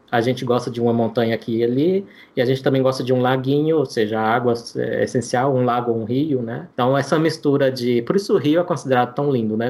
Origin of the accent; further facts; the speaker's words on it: interior of Minas Gerais, Brazil; now in Brasília, Brazil; Eu sou mineiro, né? Cresci no interior de Minas Gerais, é, perto de um rio chamado Paranaíba